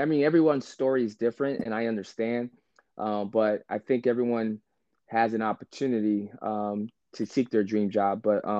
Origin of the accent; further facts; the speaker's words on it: Germany; born there; I was an army brat, so my dad was stationed in Germany, and I was born in Germany.